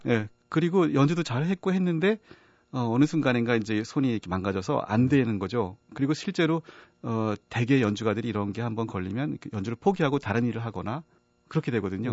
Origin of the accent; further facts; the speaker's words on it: Yanggu, Gangwon, South Korea; moved away; also born or lived in Spain; 사실은 양구에서 태어나고 거기서 자라고 했었는데요.